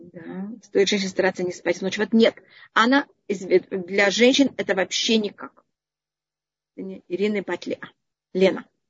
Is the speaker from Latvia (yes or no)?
no; Israel; я почти всю жизнь живу в Израиле